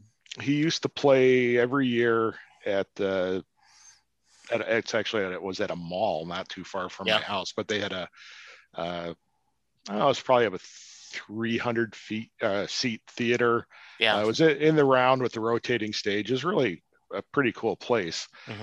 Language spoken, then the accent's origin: English; Park Ridge, Illinois, United States; So the town I grew up in Park Ridge has an old movie theater that seats like 1,100, single screen.